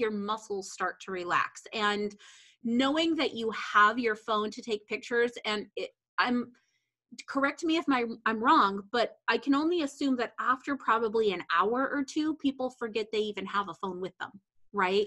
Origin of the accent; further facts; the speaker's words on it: Montana, United States; moved away; I grew up in Montana.